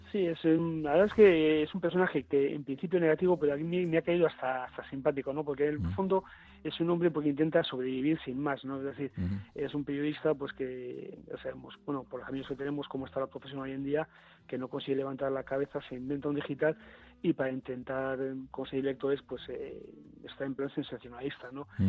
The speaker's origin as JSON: {"language": "Spanish", "town": "Bilbao", "region": "Basque Country", "country": "Spain", "said": "siendo bilbaíno"}